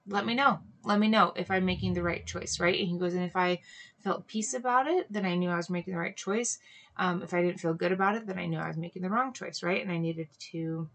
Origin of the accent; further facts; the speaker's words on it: Hawaii, United States; I grew up in Hawaii